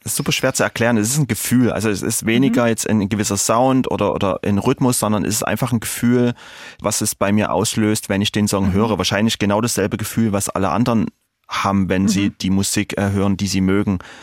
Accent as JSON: {"language": "German", "town": "Dresden", "region": "Saxony", "country": "Germany", "tie": "born or raised there", "said": "in meiner Heimatstadt in Dresden"}